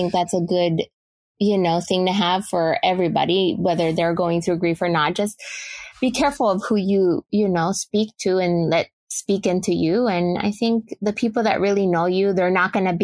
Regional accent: Honduras; now in Charlotte, United States

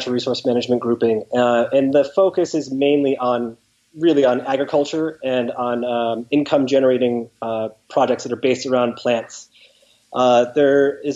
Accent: Connecticut, United States; I'm originally from Connecticut. I grew up, from a young age through high school on the East Coast.

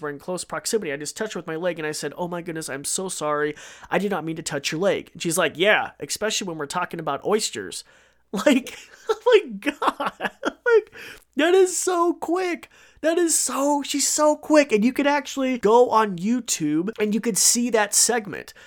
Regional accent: Idaho, United States; I'm from Idaho

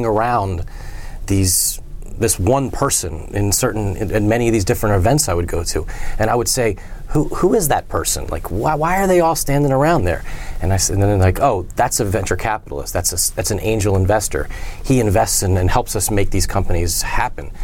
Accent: Wilmington, Delaware, United States; I grew up in Wilmington, Delaware.

